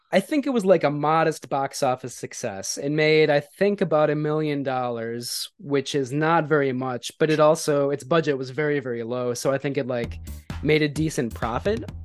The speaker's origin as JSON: {"language": "English", "area": "outside of Milwaukee", "region": "Wisconsin", "country": "United States", "tie": "born or raised there", "said": "close to where I grew up outside"}